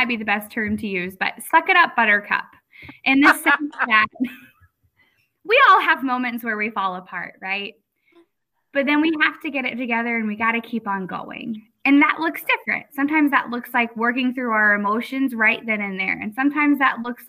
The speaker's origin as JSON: {"language": "English", "region": "Florida", "country": "United States", "moved": "as an adult", "lives_now": "Lafayette, United States", "said": "I am originally from Florida"}